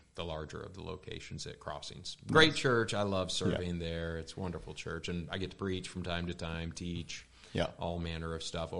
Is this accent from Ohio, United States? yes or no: no; Lansing, Michigan, United States; moved away as an adult; also born or lived in Grand Rapids, Michigan / Kentucky / California / Wisconsin; now in Oklahoma City, United States; I'm a Michigan native. I grew up in Lansing, a great town to be from